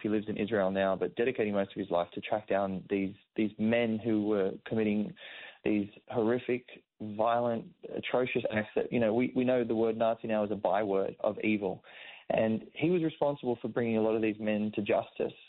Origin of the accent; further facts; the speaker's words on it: Sydney, New South Wales, Australia; my own community that I grew up around in Sydney